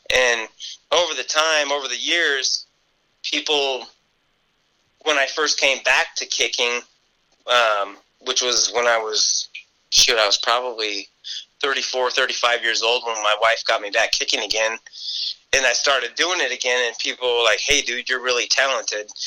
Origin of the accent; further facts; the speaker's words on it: Reno, Nevada, United States; I'm a local boy and I, I, really wanted to kick for UNR because, you know, growing up in Reno